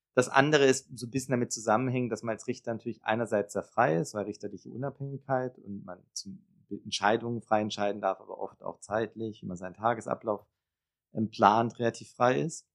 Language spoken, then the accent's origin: German; Backnang, Baden-Württemberg, Germany; moved away as an adult; also born or lived in Bietigheim-Bissingen / Konstanz / Freiburg / Jerusalem; now in Berlin, Germany; Ich bin geboren in Bietigheim-Bissingen. Das ist eine relativ kleine Stadt in der Nähe von Stuttgart. Mhm. Und groß geworden bin ich in Backnang